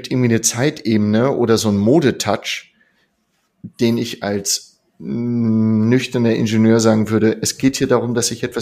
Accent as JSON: {"language": "German", "region": "Northern Germany", "country": "Germany", "said": "Ich komme aus dem Norden und da heißt es schön, wer auf dem Surfbrett nach einer Welle immer noch draufsteht, der hat recht gehabt."}